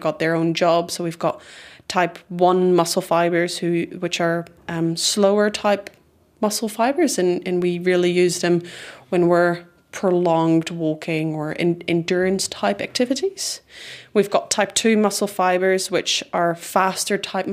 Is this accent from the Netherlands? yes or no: yes; Netherlands; English is a second language; now in New Zealand; I'm originally from the Netherlands.